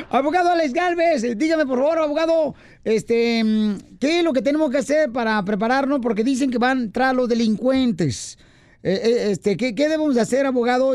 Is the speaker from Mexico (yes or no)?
yes; Jalisco, Mexico; en mi ciudad, este, la capital del mundo y puerta del cielo, Cotran, Jalisco